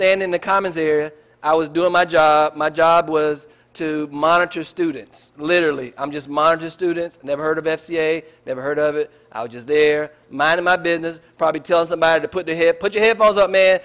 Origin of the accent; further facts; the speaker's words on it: United States; our culture is American. I'm an American.